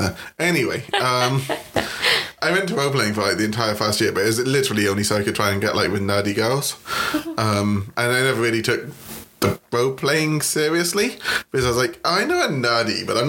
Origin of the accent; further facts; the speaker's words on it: United Kingdom; I'm British.